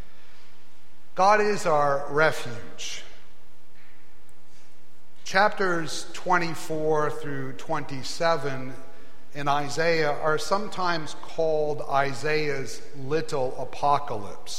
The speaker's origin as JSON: {"language": "English", "region": "Maine", "country": "United States", "tie": "born or raised there", "also_born_or_lived": "Ohio", "moved": "as an adult", "said": "I grew up in Maine"}